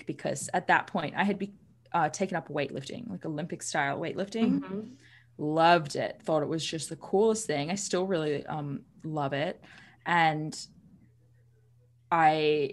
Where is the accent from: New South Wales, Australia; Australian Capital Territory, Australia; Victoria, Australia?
New South Wales, Australia; Sydney; I grew up in Sydney, Australia